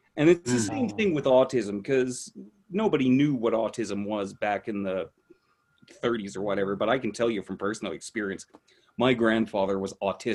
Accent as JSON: {"language": "English", "country": "Canada", "accent": "Canadian", "said": "I'm trying to downplay my Canadian accent"}